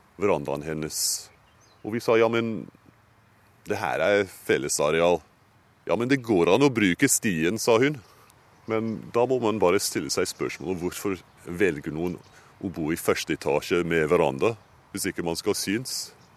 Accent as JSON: {"language": "Norwegian", "country": "United Kingdom", "second_language": "Norwegian", "moved": "as an adult", "lives_now": "Oslo, Norway", "said": "Jeg kommer fra Storbritannia og studerte på Cambridge"}